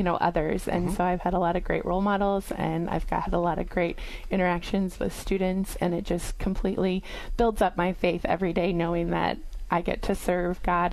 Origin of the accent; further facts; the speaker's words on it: Perry, Iowa, United States; also born or lived in Dubuque / West Des Moines; I grew up in Perry, Iowa